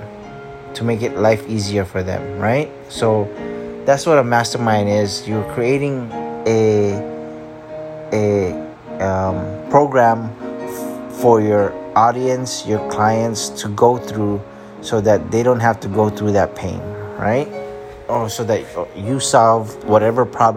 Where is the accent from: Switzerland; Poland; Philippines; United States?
Philippines; I'm also Filipino